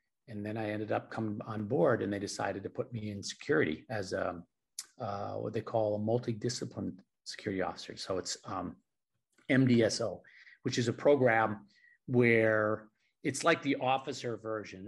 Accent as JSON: {"language": "English", "town": "Milwaukee", "region": "Wisconsin", "country": "United States", "tie": "born or raised there", "also_born_or_lived": "Bosnia", "moved": "as an adult", "lives_now": "Philippines", "said": "I grew up in Milwaukee, Wisconsin, which is about 100 miles north of Chicago"}